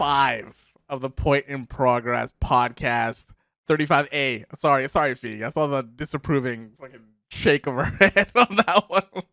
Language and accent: English; West Coast of Canada, Canada; Dustin and I are from the West Coast, originally.